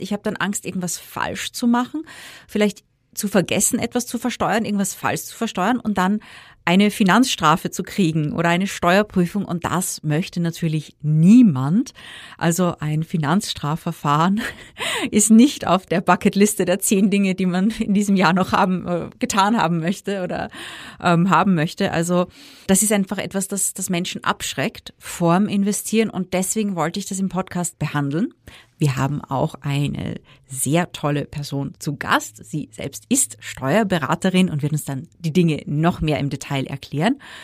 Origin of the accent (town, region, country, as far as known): Austria